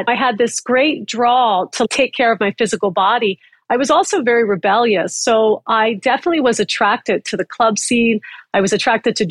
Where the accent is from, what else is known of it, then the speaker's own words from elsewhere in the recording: Upper Darby, Pennsylvania, United States; now in Los Angeles, United States; I grew up in Philadelphia, and I grew up in a working class blue collar town called Upper Darby, right outside of West Philly.